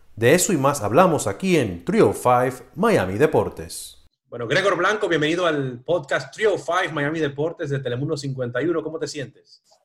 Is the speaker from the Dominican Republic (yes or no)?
yes; Dominican Republic; yo soy de República Dominicana